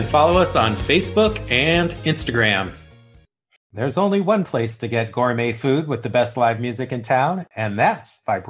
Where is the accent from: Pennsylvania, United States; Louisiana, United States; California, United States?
California, United States; Beverly Hills; We grew up together in Beverly Hills in the 1980s.